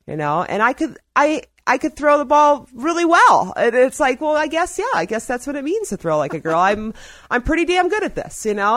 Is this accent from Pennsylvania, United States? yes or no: no; Ohio, United States; also born or lived in Black Hills; now in Ouray, United States; I'm from Ohio